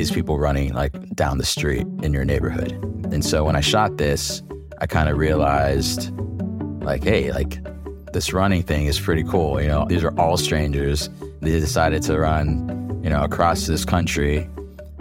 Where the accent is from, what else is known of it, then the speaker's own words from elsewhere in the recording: Virginia, United States; moved away as an adult; also born or lived in Vietnam; now in Los Angeles, United States; I was born in Vietnam, came to America when I was 1 year old and lived on the East Coast, Virginia, for about 18 years